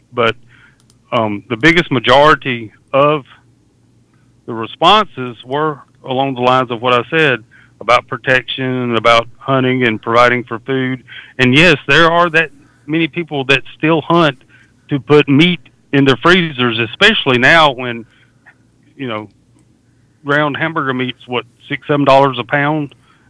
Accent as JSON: {"language": "English", "region": "Deep South", "country": "United States", "tie": "born or raised there", "said": "I grew up in the Deep South, and hunting was and still is a way of life."}